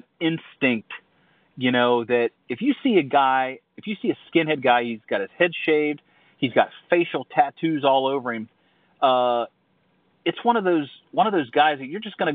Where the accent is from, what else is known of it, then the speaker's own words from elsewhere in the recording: Ohio, United States; I grew up in Ohio